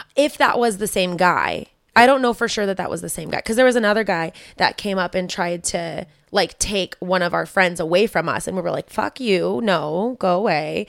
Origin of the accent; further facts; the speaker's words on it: Modesto, California, United States; that's literally where I was, I grew up